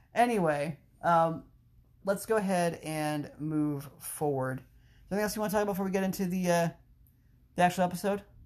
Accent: Frederick, Maryland, United States; my hometown, Frederick, Maryland

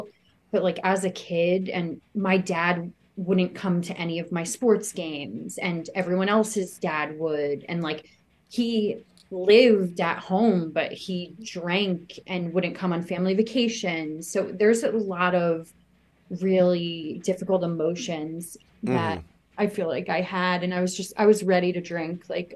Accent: Westchester County, New York, United States; I grew up in a small town in Westchester County

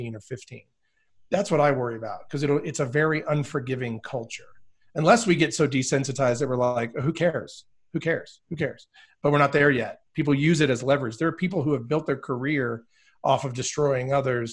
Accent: border of West Virginia and Virginia, United States; I was born in West Virginia. So I grew up on the border of West Virginia and Virginia.

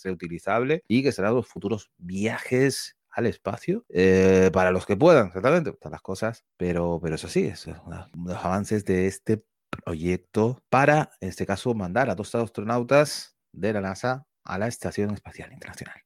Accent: Spain; somos españoles

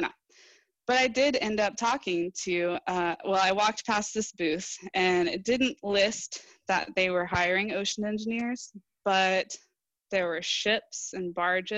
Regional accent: Wichita Falls, Texas, United States; I grew up in Wichita Falls, Texas, and there's no ocean there

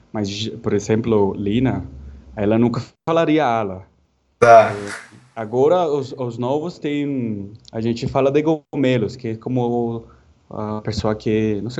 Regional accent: Santa Marta, Magdalena, Colombia; Portuguese is a second language; moved away as an adult; now in São Paulo, Brazil; de Santa Marta, norte da, da Colômbia.

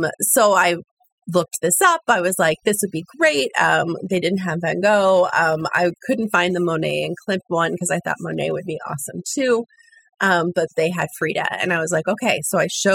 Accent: Colorado, United States; moved away as an adult; also born or lived in Oklahoma / Texas; now in Portugal; when I was six and we moved to Colorado

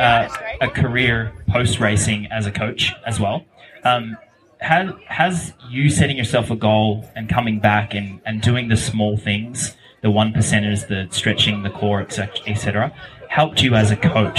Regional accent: Australia; I grew up in Australia in the mid 90s, early 2000s, when no one knew about cycling.

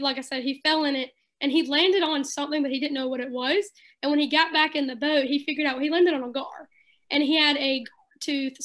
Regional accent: South Carolina, United States; also born or lived in Columbia, South Carolina / Great Falls, South Carolina; I grew up on the lake. I've been a local for 20 years. I was born in the Columbia area, and I spent like first grade and second grade over in Great Falls, and then we moved over here, and I've been here ever since

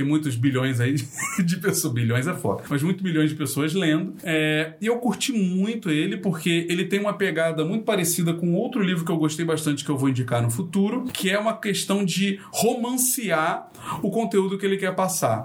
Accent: Rio de Janeiro, Brazil; eu sou carioca

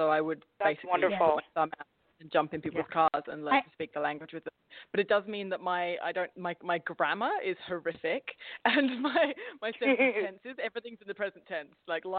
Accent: Staines, South East England, United Kingdom; now in -; his family line are all very Essex based, but I was brought up in a place called Staines, which is, for those of you who know Ali G, that's his stomping ground

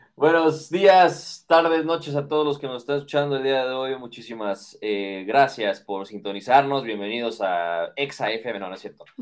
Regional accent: Mexico

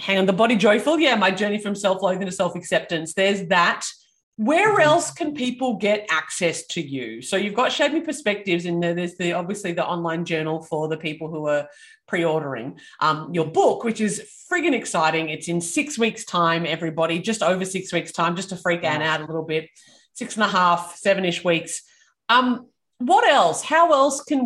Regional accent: Australia; I am Australian

